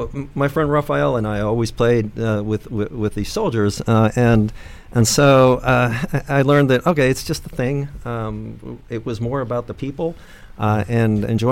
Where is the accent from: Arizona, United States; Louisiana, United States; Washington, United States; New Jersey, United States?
New Jersey, United States; Ridgefield Park; born or raised there; also born or lived in Venezuela